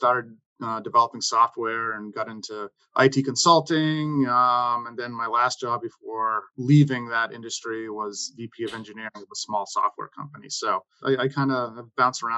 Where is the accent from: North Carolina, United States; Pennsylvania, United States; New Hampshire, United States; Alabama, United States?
New Hampshire, United States; moved away as an adult; also born or lived in Boston area, Massachusetts; now in Boston, United States; I grew up in New Hampshire and I went to University of New Hampshire for undergrad